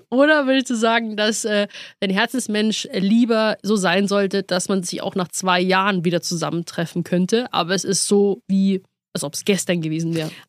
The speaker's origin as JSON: {"language": "German", "region": "Rhineland", "country": "Germany", "tie": "born or raised there", "said": "ich bin ja im Rheinland groß geworden."}